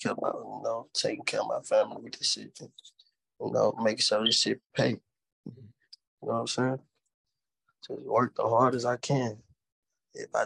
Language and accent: English; Natchez, Mississippi, United States; now in Houston, United States; I'm from Natchez, bro. From Natchez, Mississippi